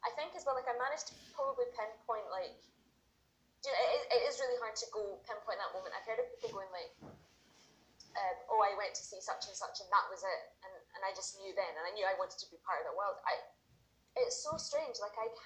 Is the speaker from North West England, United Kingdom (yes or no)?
no; Paisley, Scotland, United Kingdom; I lived in Paisley, I grew up in Paisley.